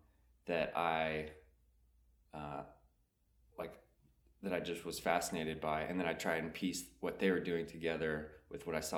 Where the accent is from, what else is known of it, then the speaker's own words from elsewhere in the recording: East Coast, United States; also born or lived in South Carolina / Vermont; I grew up on the East Coast